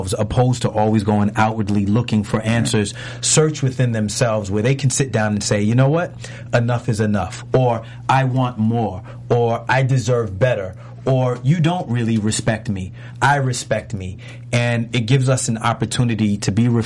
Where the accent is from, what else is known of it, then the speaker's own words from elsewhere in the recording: New York City, New York, United States; I grew up in New York City in the Bronx